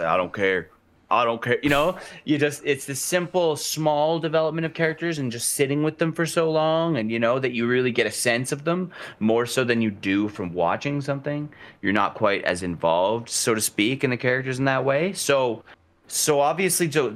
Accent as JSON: {"language": "English", "region": "Alberta", "country": "Canada", "said": "We're from Alberta. We're the oil and gas. We're the Texas of Canada."}